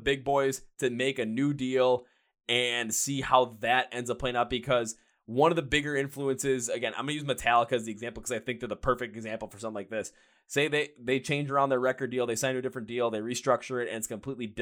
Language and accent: English; Midwest, United States; I'm from the Midwest as well